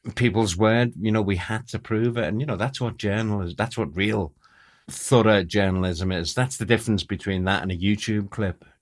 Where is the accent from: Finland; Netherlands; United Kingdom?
United Kingdom; Liverpool, North West England; Oh, Liverpool.